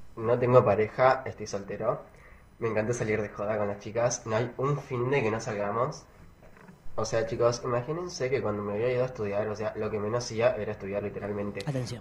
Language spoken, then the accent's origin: Spanish; Chajarí, Entre Ríos, Argentina; Soy de Chajarí Entre Ríos